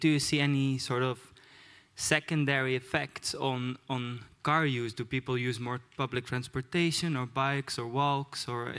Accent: Netherlands; I'm from the Netherlands, where we have more bikes than cars.

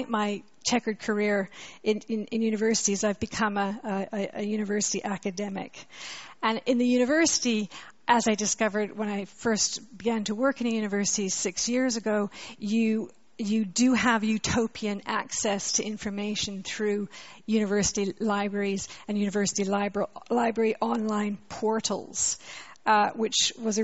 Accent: Canada; accent: Canadian; moved away as an adult; also born or lived in Montreal, Canada; now in London, United Kingdom; I'm a Canadian, you can hear my accent, but I came to live in London when I was 20

